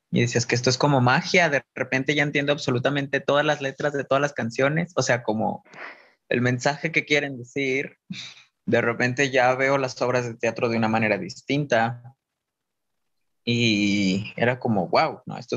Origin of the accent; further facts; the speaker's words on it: Guadalajara, Jalisco, Mexico; De Guadalajara.